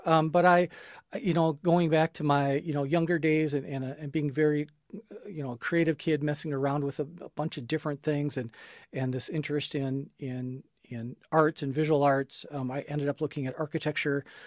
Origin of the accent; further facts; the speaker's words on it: Minneapolis–Saint Paul, Minnesota, United States; I grew up here in the Twin Cities